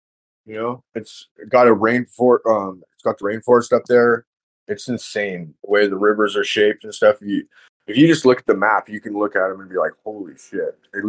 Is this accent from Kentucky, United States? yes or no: no; California, United States; now in Washington, United States; I'm from California.